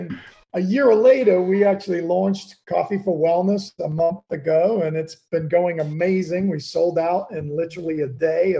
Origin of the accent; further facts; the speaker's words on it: Kenya; You know, growing up in Kenya, my dad we had an old Land Rover. He used to take me out in the bush every Saturday to watch the animals come to this one watering hole.